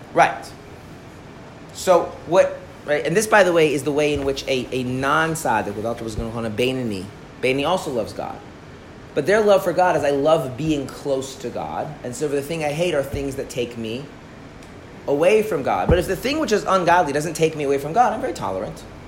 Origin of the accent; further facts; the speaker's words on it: Minnesota, United States; I'm from Minnesota